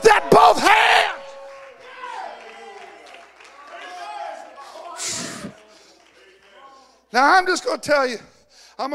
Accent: California, United States; also born or lived in Washington, Missouri; I was raised in California

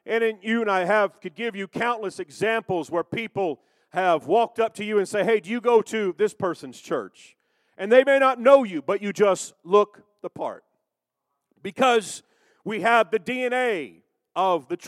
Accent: Kansas City, United States; also born or lived in Arkansas; I was born and raised in Kansas City

